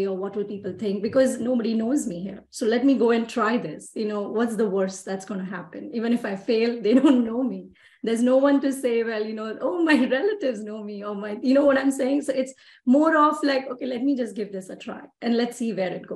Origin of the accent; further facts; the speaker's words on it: Mumbai, Maharashtra, India; moved away as an adult; now in Texas, United States; I'm from Mumbai, India. And I'm born and raised in India